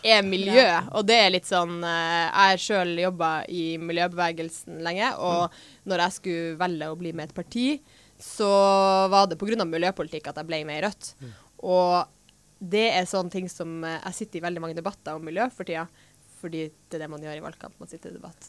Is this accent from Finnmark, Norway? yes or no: yes; Finnmark, Norway; Jeg er fra Finnmark